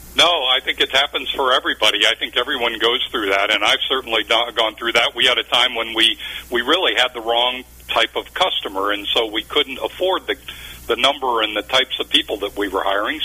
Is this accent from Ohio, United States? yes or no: yes; Cleveland, Ohio, United States; also born or lived in Minnesota / Texas; now in Dallas, United States; I was raised in Ohio, believe it or not, near Cleveland. So I'm a you know I'm a Cleveland native, but reside today in eh, just north of Dallas.